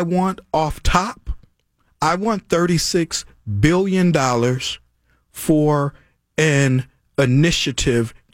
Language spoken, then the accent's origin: English; Chicago, Illinois, United States; now in Minneapolis, United States; I'm from Chicago